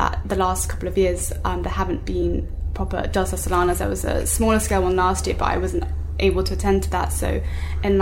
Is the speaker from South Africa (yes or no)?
no; South England, United Kingdom; in my hometown where I've grown up and still live